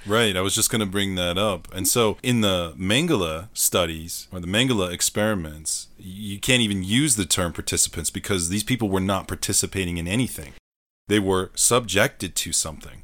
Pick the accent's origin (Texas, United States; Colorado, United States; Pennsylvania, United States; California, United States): Colorado, United States; I am definitely a product of growing up in Colorado